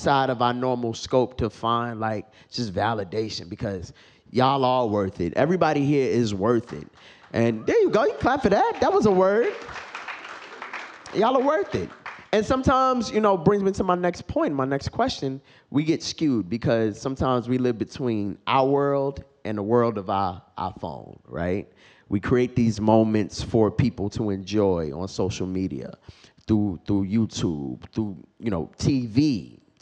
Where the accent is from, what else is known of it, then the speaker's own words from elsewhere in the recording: New York, United States; I am just from New York and regular black